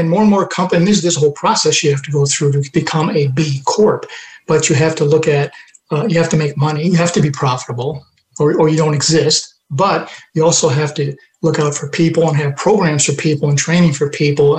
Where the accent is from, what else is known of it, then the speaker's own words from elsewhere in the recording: Western New York near Rochester, United States; moved away; I grew up in Western New York near Rochester